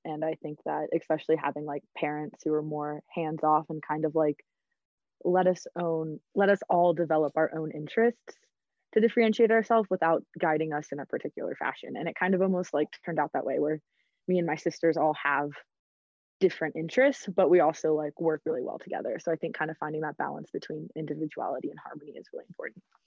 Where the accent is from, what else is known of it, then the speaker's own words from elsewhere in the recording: Atlanta, Georgia, United States; moved away as an adult; now in Colorado, United States; I'm originally from Atlanta, A T L